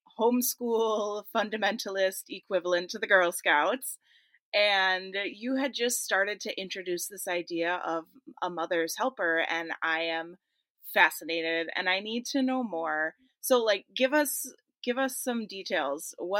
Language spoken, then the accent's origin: English; Midwest, United States; I'm a Midwestern millennial girl